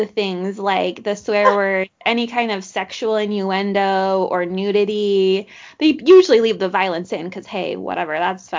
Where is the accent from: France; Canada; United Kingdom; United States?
United States; Utah; I grew up in Utah County